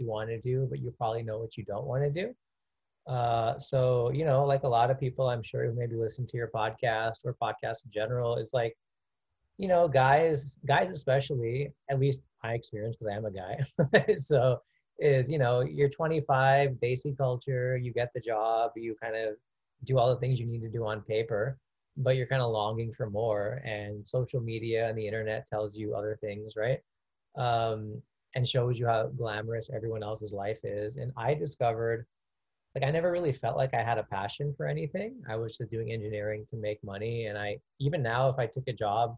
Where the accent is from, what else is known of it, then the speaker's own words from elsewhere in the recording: Orange County, California, United States; also born or lived in India; now in Los Angeles, United States; I grew up in Orange County